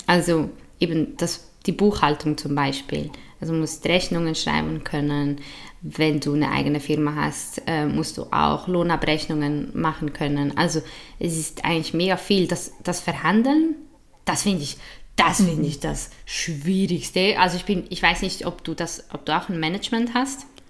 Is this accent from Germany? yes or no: no; Switzerland; accent: typisch schweizerisch; Also ich habe ja italienische und spanische Wurzeln, aber in der Schweiz